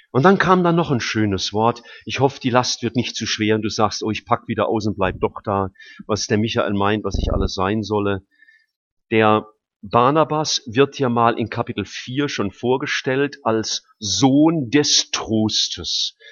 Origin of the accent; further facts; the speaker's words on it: Rhineland-Palatinate, Germany; now in Stuttgart, Germany; gerade in der Pfalz. Freue mich ja immer, in meine Heimat zu kommen.